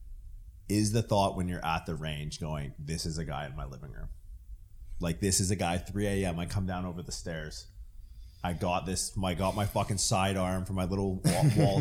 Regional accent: Ontario, Canada; we're all from Ontario. The three of us from Ontario

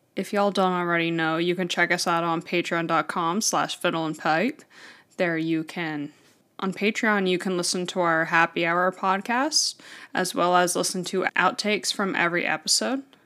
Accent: United States; I'm American

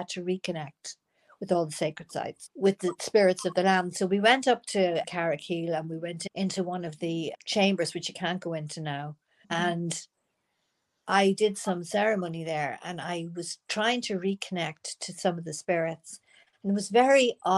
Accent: Ireland; moved away as an adult; also born or lived in United States; I'm not living in the part of Ireland I knew before I came back from America. And I was 30 years in America.

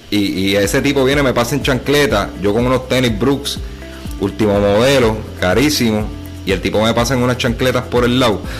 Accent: Humacao, Puerto Rico; en mi pueblo, en mi pueblo natal, macau

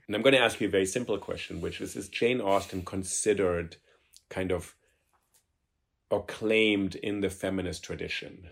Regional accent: Germany; now in New York, United States; I grew up in Germany and I speak German

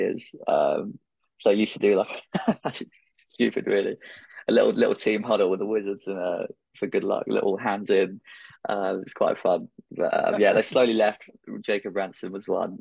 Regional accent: Basingstoke, South East England, United Kingdom; I grew up just outside Basingstoke near Winchester.

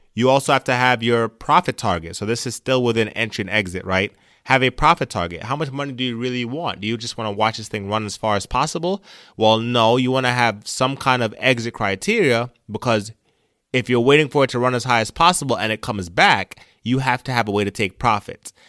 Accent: Jamaica; moved away; I came from Jamaica as an immigrant

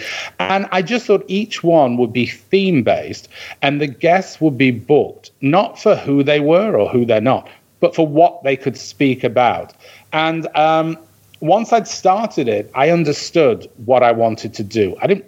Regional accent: Bury, North West England, United Kingdom; now in New York, United States; I'm from Bury.

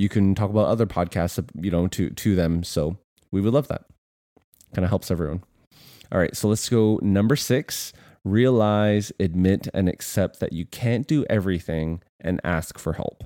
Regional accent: Canada; moved away as an adult; now in United States; we are Canadian

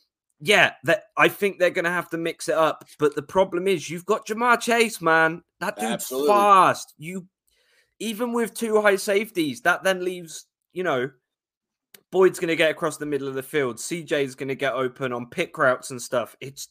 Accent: London, United Kingdom; I'm from South London, the beautiful place we call Brixton.

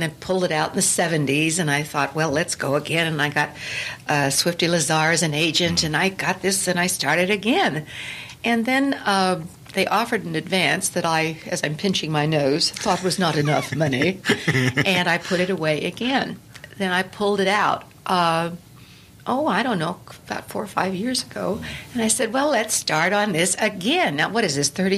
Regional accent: Pennsylvania, United States; moved away; I grew up old in Pennsylvania

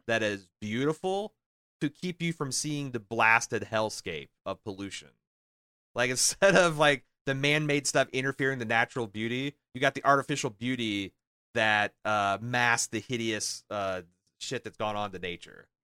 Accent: United States; my whole life growing up as an American

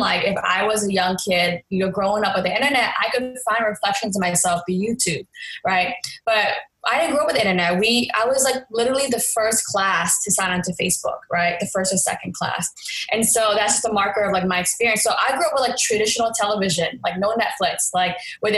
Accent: Boston, Massachusetts, United States; moved away as an adult; also born or lived in Los Angeles, California / New York City; I was born and raised in Boston, Mass

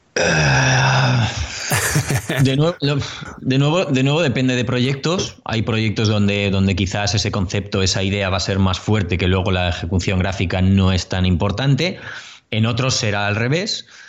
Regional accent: Bilbao, Basque Country, Spain; also born or lived in Madrid; now in Córdoba, Spain; yo soy de Bilbao, para el que no lo sepa, nacido en Bilbao. Pronto me fui a Madrid

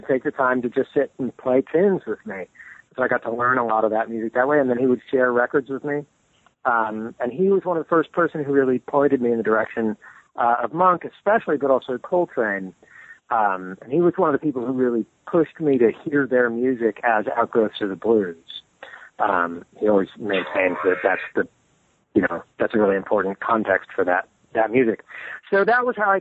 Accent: Modesto, California, United States; I grew up in California in the Central Valley, so not far from the Redwood Country, but not quite in it, in the city of Modesto.

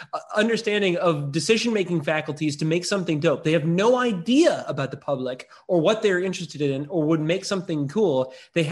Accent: the South, United States; as a kid growing up in the South

